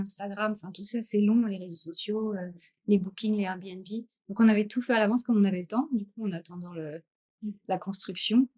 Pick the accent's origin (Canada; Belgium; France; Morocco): France; Champagne, Grand Est; also born or lived in Gruissan, France; now in Sri Lanka; je suis de la Champagne. Je suis née en Champagne, mais après, j'ai vécu dans le sud donc à Gruissan aussi.